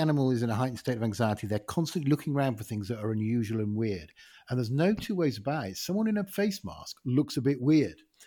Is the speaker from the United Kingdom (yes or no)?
yes; Ilkley, Yorkshire and the Humber, United Kingdom; my hometown is, uh, Ilkley in West Yorkshire